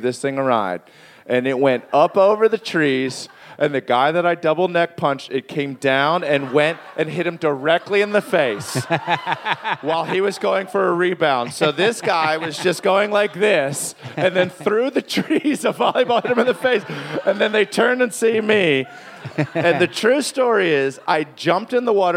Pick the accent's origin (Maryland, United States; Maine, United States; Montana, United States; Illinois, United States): Maryland, United States; Reisterstown; moved away as an adult; also born or lived in Brooklyn, New York; now in New York, United States; I'm from Reisterstown, Maryland